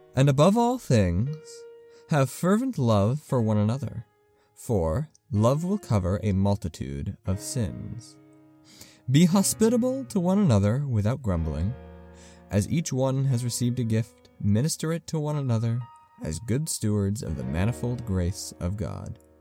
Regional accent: United States; as a Christian and as an American

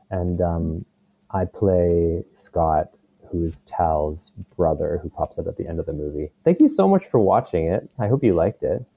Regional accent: Victoria, British Columbia, Canada; now in Vancouver, Canada; Victoria, which is my hometown

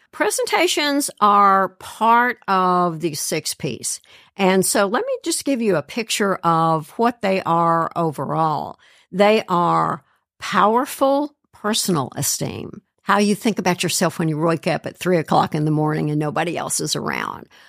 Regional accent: Kentucky, United States; moved away as an adult; also born or lived in Tennessee / Georgia; now in Cincinnati, United States; I grew up in Kentucky, went to the University of Tennessee

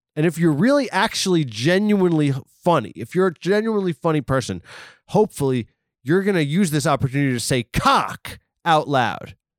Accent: East Coast, United States; I am from the East Coast

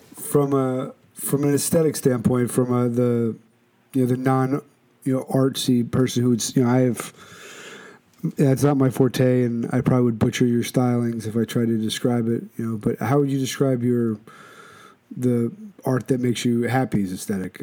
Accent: Philadelphia, Pennsylvania, United States; now in Shelton, United States; I'm born and raised in Philadelphia

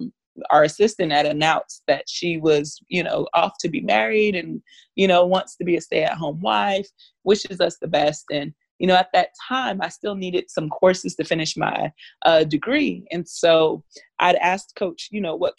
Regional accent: Miami, Florida, United States; I'm from Florida, I'm from Miami

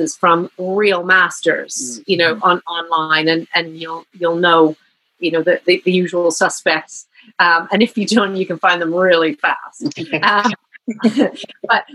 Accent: Canada; moved away as an adult; now in United Kingdom; I'm here in the UK. I'm Canadian. I'm living here. I don't have family here

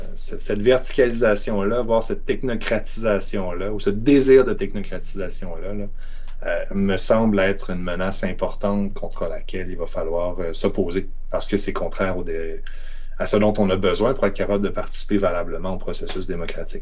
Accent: Quebec City, Quebec, Canada; je viens de Québec

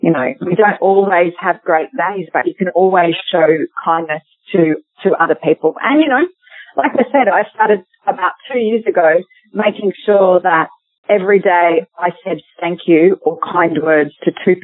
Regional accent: Australia; we, as other Australian mothers

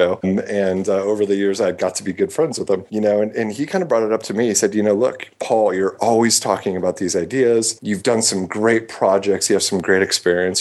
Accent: Midwest, United States; moved away as an adult; also born or lived in San Francisco; growing up in the Midwest and the environment I did

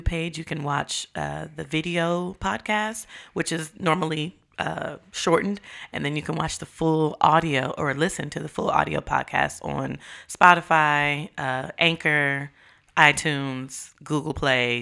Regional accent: Marikina, Metro Manila, Philippines; moved away; that's my hometown

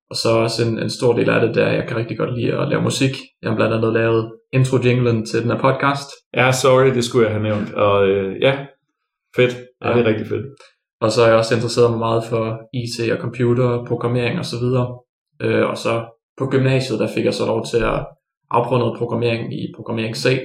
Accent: Sønderborg, Southern Denmark, Denmark; moved away as an adult; now in Grenaa, Denmark; jeg er originalt fra Sønderborg, den anden ende af landet.

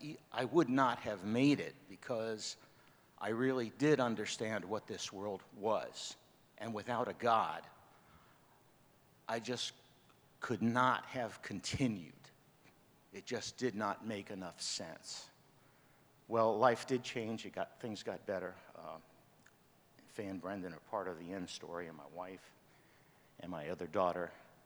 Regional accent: New York, United States; born there; also born or lived in Pompano Beach, Florida; I was born in New York with my sister.

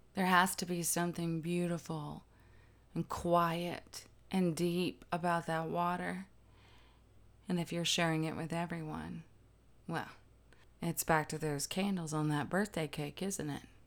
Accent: the South, United States; I'm Southern

